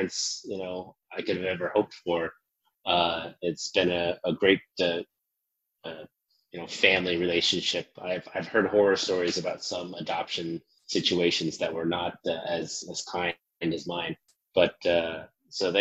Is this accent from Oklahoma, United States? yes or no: yes; Bartlesville, Oklahoma, United States; moved away as an adult; also born or lived in Seoul, South Korea; I grew up in Oklahoma, in a little town called Bartlesville